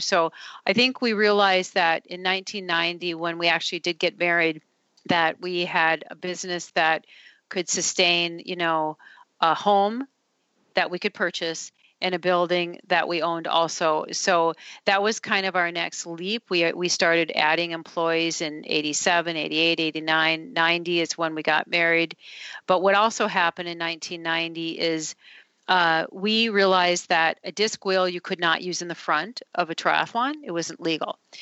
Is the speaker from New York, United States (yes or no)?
no; Duluth, Minnesota, United States; I grew up in Duluth, Minnesota, which is very hilly, uh, very cold